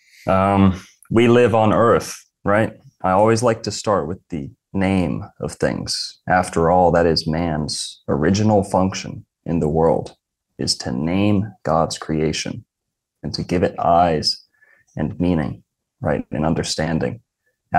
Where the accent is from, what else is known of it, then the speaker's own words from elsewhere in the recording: Florida, United States; I was born in Florida, lived in Florida my whole life.